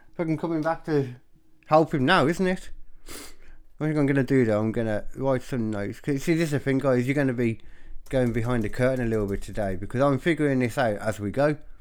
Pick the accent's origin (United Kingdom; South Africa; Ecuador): United Kingdom; Birmingham, West Midlands; I grew up in Birmingham